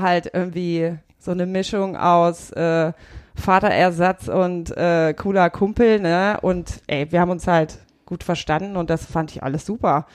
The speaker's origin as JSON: {"language": "German", "town": "Burgdorf", "region": "Lower Saxony", "country": "Germany", "also_born_or_lived": "Leipzig", "said": "ich bin aus Hannover, aus der Nähe, aus Burgdorf."}